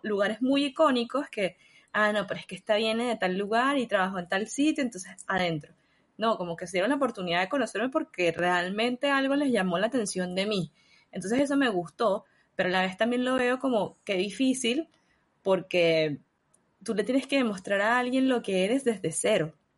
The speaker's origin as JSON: {"language": "Spanish", "country": "Venezuela", "tie": "born or raised there", "moved": "as an adult", "lives_now": "Chile", "said": "yo amo Venezuela, fue tremenda casa para mí, fue el, lugar donde nací, donde estuve con mi familia, donde están mis amigos"}